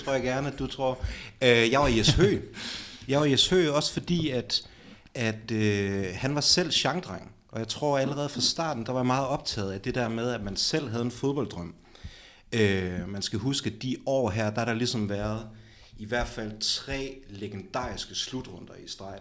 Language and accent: Danish; Aalborg, North Denmark Region, Denmark; jeg er fra 9000 Aalborg, og jeg er fra Eversvej, så jeg har ligesom haft Aalborg Stadion i min baghave